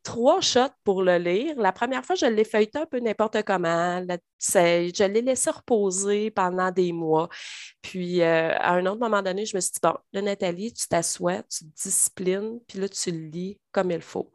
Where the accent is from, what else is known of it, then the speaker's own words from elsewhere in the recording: Trois-Rivières, Quebec, Canada; moved away as an adult; now in Drummondville, Canada; Cap-de-la-Madeleine, d'où je suis originaire, dans le coin de Trois-Rivières